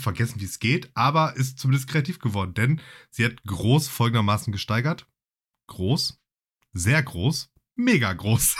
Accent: Essen, North Rhine-Westphalia, Germany; ich bin ja in, in Essen groß geworden

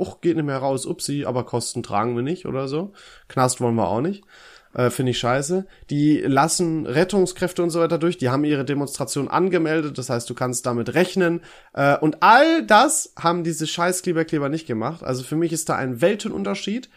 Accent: Germany; als Deutscher

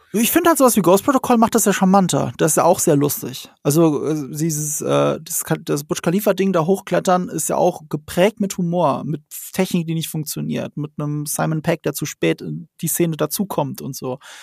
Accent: the Ramstein area, Rhineland-Palatinate, Germany; Ich komme aus der Gegend

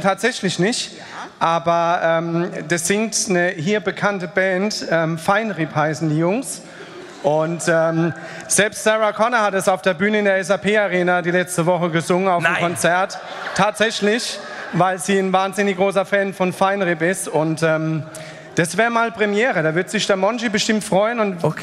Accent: Mallorca, Balearic Islands, Spain; moved away; ich bin ja auf Mallorca groß geworden

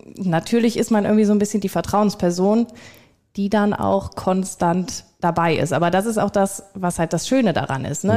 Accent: Viersen, North Rhine-Westphalia, Germany; war bei mir in der Region, ich komme aus Viersen

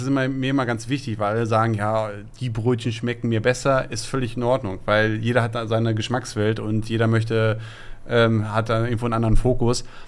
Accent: Essen, North Rhine-Westphalia, Germany; wir kommen aus Borbeck, da sind unsere Wurzeln

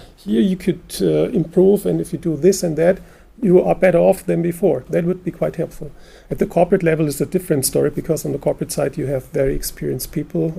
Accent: Germany; since we're from Germany

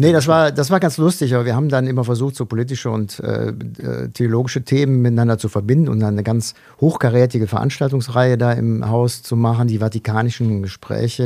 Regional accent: North Eifel, North Rhine-Westphalia, Germany; geboren bin ich 1966 in der Eifel, in der Nordeifel, im nordrhein-westfälischen Teil der Eifel.

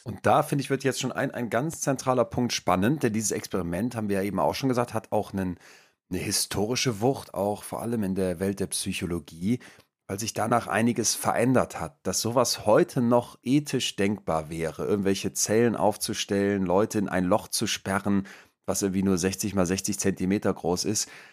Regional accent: Germany; als Deutscher

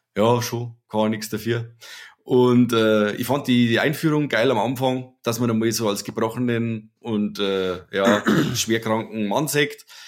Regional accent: Germany; als Deutscher

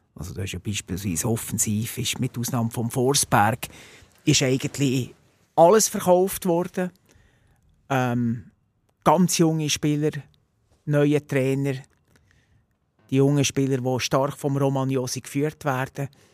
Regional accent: Bernese Oberland, Switzerland; gebürtiger Berner Oberländer

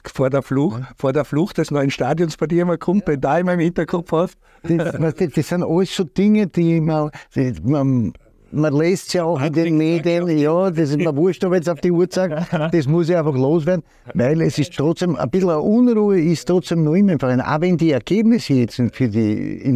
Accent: Austria; erstens einmal bin ich Österreicher, so fängt es einmal an, dann muss ich natürlich Salzburg die Daumen drücken

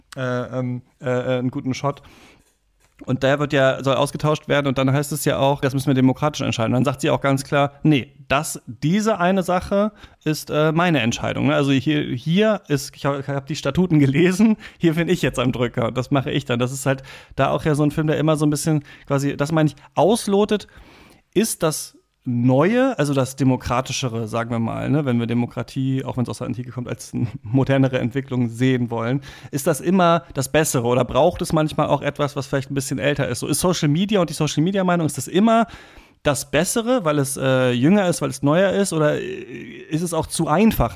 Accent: Germany; als Deutscher

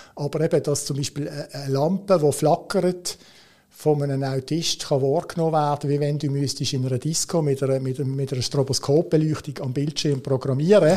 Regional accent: Switzerland; als Schweizer hast du natürlich immer so ein bisschen das in Watte packen, das ist bei uns sehr, sehr, sehr prominent

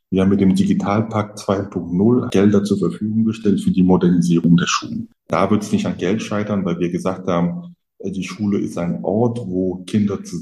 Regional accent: Frankfurt, Hesse, Germany; In Frankfurt, da wo ich herkomme

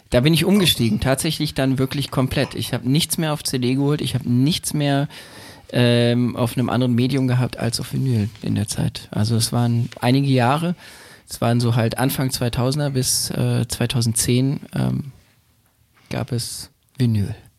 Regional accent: Berlin, Germany; Ich bin in Berlin groß geworden, ich bin dort geboren.

